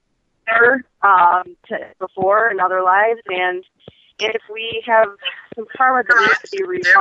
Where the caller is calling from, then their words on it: Michigan, United States; I'm from Michigan.